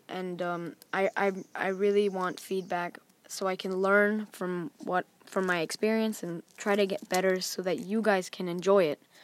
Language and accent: English; Thailand; I was born in Thailand